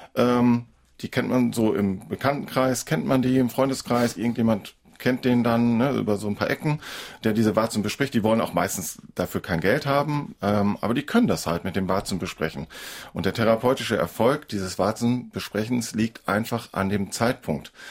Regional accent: Northern Germany, Germany; bei uns in Norddeutschland

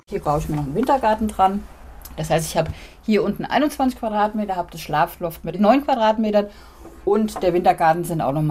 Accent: Hamburg, Germany

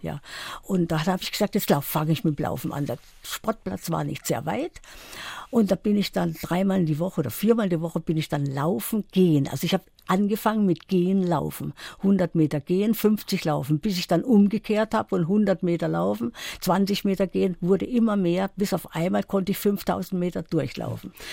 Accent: Sudetenland, Czechia; moved away; also born or lived in Karlsruhe; Ich stamme ja aus dem Sudetenland und da war ein langer Winter

